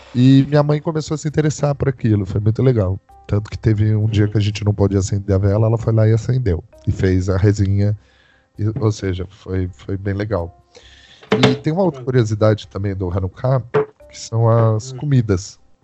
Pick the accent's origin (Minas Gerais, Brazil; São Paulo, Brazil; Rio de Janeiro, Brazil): São Paulo, Brazil; São José dos Campos; sou da cidade de São José dos Campos, interior de São Paulo.